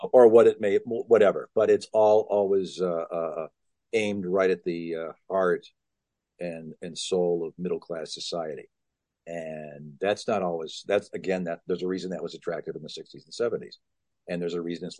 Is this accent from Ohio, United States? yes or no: yes; Cleveland, Ohio, United States; I was growing up in Cleveland